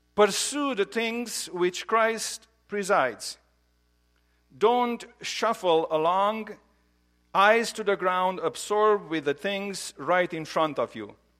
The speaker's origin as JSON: {"language": "English", "country": "Romania", "tie": "born or raised there", "moved": "yes", "said": "I grew up in Romania"}